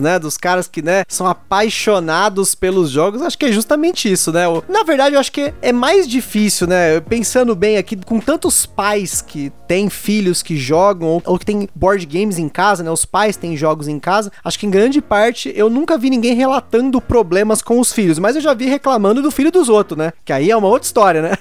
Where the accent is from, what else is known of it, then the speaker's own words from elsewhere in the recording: São Paulo, Brazil; minha adolescência, que estava na ETEC aqui de São Paulo